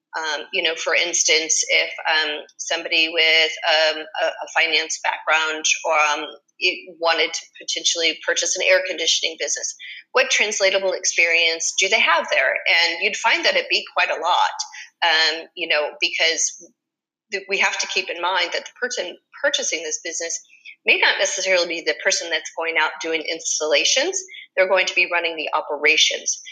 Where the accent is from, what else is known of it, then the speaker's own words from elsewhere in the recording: Springfield, Massachusetts, United States; moved away as an adult; now in Fort Myers, United States; I grew up in Springfield, Massachusetts, and moved down to Fort Myers, Florida, in 2002